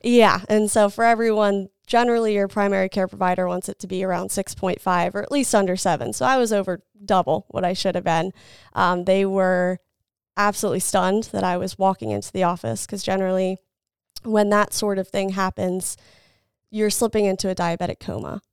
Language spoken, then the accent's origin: English; Salisbury, Maryland, United States; also born or lived in Lynchburg, Virginia; I grew up in the Salisbury area